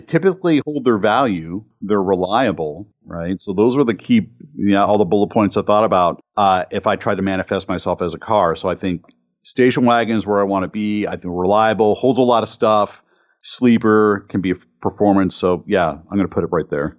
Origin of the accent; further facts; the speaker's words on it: Cleveland, Ohio, United States; Growing up in Cleveland, uh, with the Ford engine plant forty minutes or less from my house